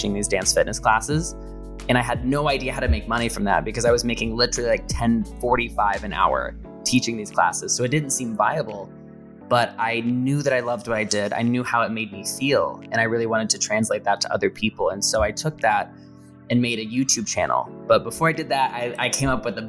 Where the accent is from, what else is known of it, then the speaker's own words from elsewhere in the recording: Indiana, United States; now in Los Angeles, United States; I talk about growing up in the small town and how hard that was with everybody being so conservative